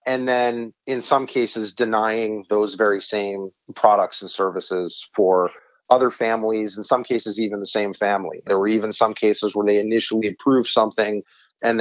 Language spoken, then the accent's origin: English; New Hampshire, United States; now in Arizona, United States; my home state of New Hampshire, but my adopted home state of Arizona